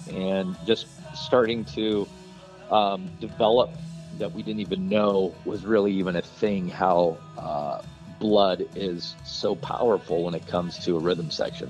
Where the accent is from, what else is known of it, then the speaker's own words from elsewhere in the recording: Bend, Oregon, United States; moved away as an adult; also born or lived in Nashville, Tennessee; we moved to Nashville, Tennessee, dude. We loaded up the Ryder truck. We're from Bend, Oregon, and which is a long way from Nashville.